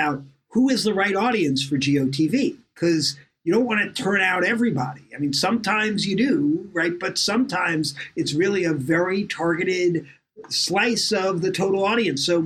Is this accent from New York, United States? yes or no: yes; New York, United States; growing up in New York